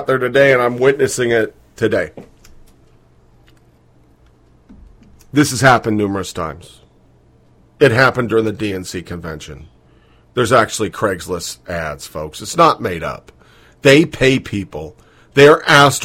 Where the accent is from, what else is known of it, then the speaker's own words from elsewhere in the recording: Beaverton, Oregon, United States; I'm from Beaverton, Oregon